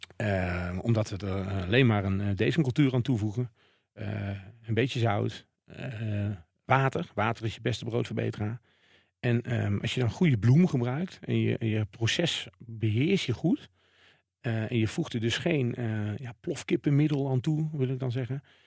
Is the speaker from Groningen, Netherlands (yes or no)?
no; Waalwijk, North Brabant, Netherlands; ik kom natuurlijk uit Waalwijk